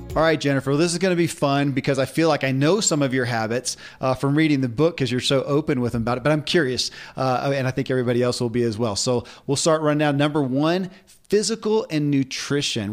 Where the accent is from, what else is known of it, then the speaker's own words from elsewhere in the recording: Kentucky, United States; I grew up in Kentucky, where horse racing and bourbon are famous